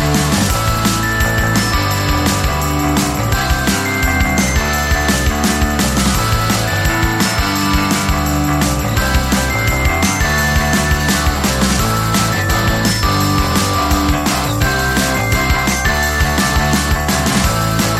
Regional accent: Kansas, United States; moved away as an adult; also born or lived in Seattle; I come from Kansas and chose Seattle

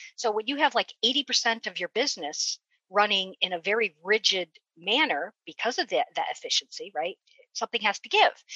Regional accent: West Coast, United States; moved away; I'm actually originally from the West Coast

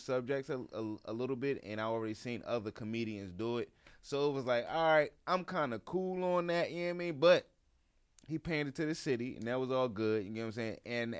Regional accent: Baltimore, Maryland, United States; I'm from Baltimore.

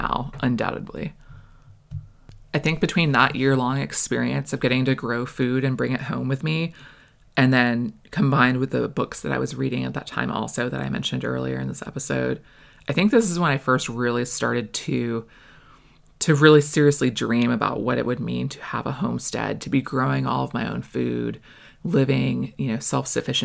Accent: Florida, United States; also born or lived in Maine; I was born in Maine, and we moved to Florida when I was 6

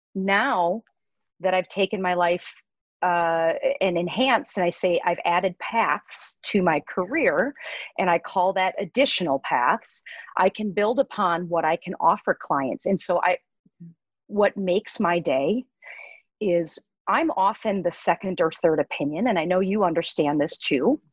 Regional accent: Midwest, United States; moved away as an adult; also born or lived in Minnesota / Colorado; I was born and raised in the Midwest and um, followed my path and went to veterinary school at the University of Minnesota. So, born and raised here.

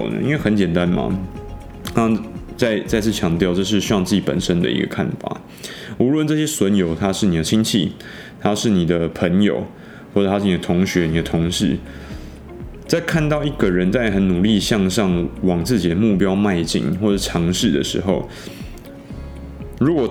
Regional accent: Taiwan; 因为我们台湾人整体来说比较传统，我们并没有经历过这个对岸的文革嘛

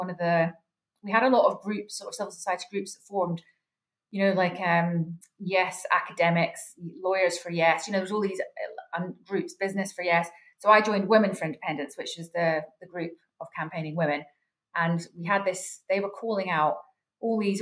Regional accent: Devon, South West England, United Kingdom; moved away as an adult; also born or lived in Biggar, Scotland / Scotland; now in Edinburgh, United Kingdom; I grew up in Devon in a bit of a Scottish enclave, if you like.

